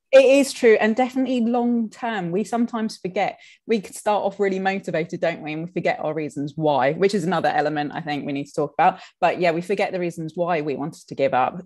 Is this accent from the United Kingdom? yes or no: yes; United Kingdom; us Brits